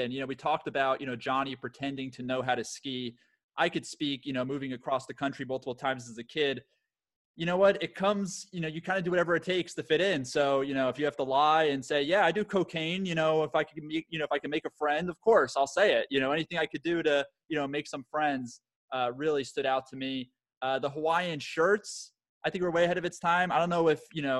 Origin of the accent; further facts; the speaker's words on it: Florida, United States; also born or lived in San Diego / New York; you know I grew up in in South Florida, had to move to San Diego, and then had to move to New York, and it's always terrible